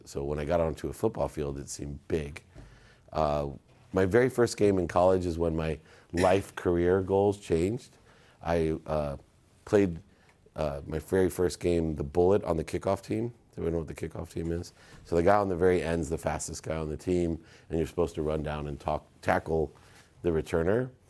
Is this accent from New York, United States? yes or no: no; Akron, Ohio, United States; moved away; I was born in Akron, Ohio